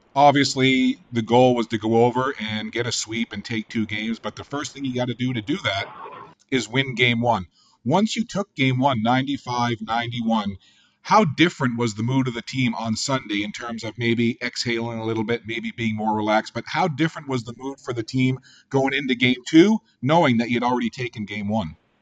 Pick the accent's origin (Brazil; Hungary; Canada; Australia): Canada; Newfoundland and Labrador; accent: Newfoundland; I'm originally from Newfoundland and Labrador